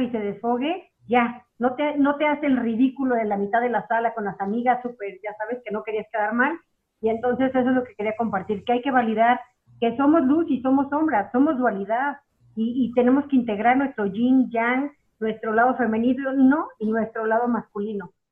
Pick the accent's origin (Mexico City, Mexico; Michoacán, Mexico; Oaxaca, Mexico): Mexico City, Mexico; Soy de la Ciudad de México.